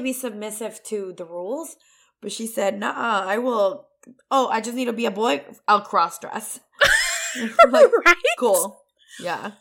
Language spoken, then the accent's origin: English; Guadalajara, Jalisco, Mexico; also born or lived in United States; now in New York, United States; I was born in Guadalajara. Yeah, I've been living in the United States for over 20 years.